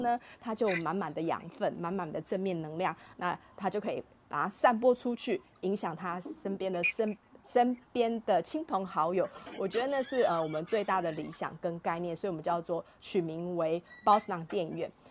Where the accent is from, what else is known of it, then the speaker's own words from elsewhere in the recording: Taiwan; 这个故事对于我们台湾人的每一个人都是有价值的